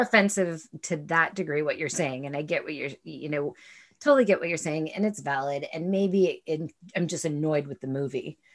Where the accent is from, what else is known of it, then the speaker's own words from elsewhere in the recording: United States; I still fucking am an American. I am still, in spite of many things, proud of being an American